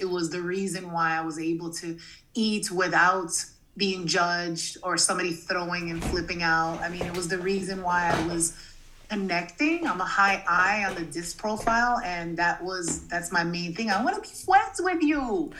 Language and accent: English; Massachusetts, United States; also born or lived in New Jersey; I was born in New Jersey and I grew up in Massachusetts. I went to 27 schools.